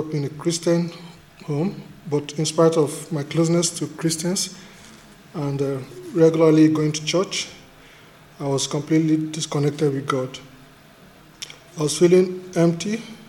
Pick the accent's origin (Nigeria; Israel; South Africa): Nigeria; moved away as an adult; now in Wodonga, Australia; A turning point in my life was when in May 2008, I moved to Australia from Nigeria.